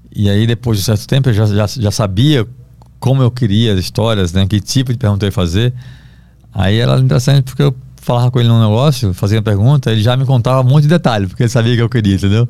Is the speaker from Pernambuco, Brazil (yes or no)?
yes; Recife, Pernambuco, Brazil; moved away; eu sou do Recife, tenho família lá